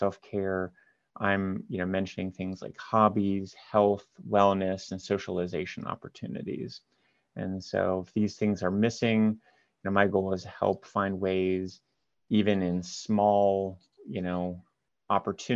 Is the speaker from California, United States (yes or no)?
no; Marion, Ohio, United States; also born or lived in Columbus, Ohio; I'm from Columbus, Ohio, originally from a smaller town north of Columbus called Marion.